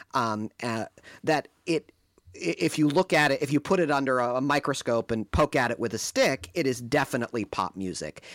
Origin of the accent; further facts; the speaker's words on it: outside Detroit, Michigan, United States; also born or lived in Ann Arbor, Michigan; growing up outside Detroit